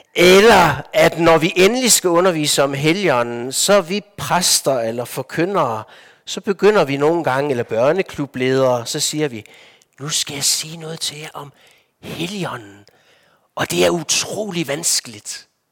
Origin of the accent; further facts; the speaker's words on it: Denmark; moved away as an adult; also born or lived in Copenhagen / Lofoten; Jeg er vokset op i Danmark